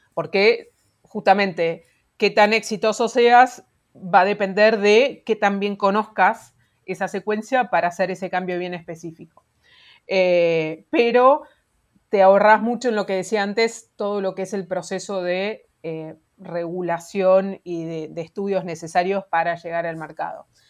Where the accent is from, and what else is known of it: Argentina